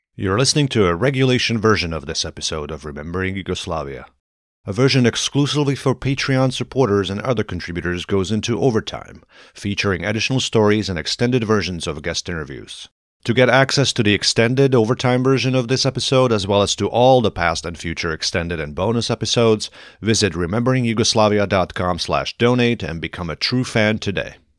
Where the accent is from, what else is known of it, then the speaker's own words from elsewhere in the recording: Košice, Košice Region, Slovakia; now in United States; my hometown, Košice